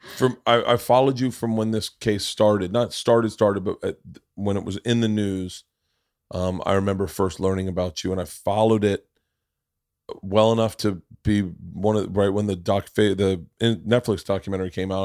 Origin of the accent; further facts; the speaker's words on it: Florida, United States; I grew up in Florida